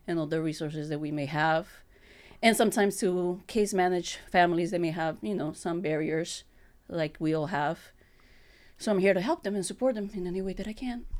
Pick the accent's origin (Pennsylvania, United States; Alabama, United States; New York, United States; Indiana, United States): New York, United States; moved away as an adult; now in Holyoke, United States; I come from New York, so I was an educator over there in the private school.